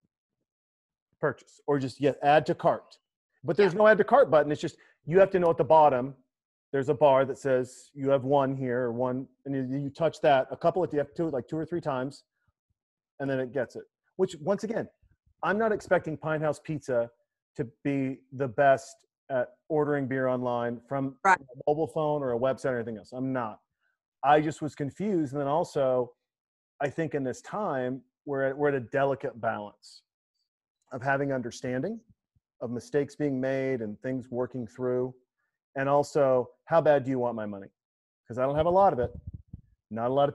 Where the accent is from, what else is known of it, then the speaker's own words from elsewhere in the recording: Montana, United States; in Montana, where I grew up